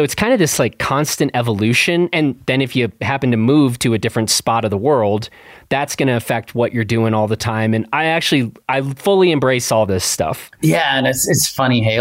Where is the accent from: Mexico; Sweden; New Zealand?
New Zealand; Wellington; moved away as an adult; also born or lived in Australia / Vancouver, Canada; now in London, United Kingdom; growing up in New Zealand